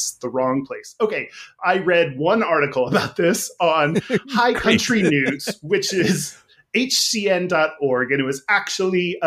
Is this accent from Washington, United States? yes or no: no; Texas, United States; as a Texan